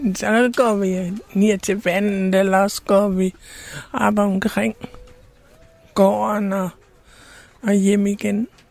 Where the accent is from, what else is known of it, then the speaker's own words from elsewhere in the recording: Randers, Central Denmark Region, Denmark; Jeg kommer fra Randers. Og vi har boet i Randers i, i mange år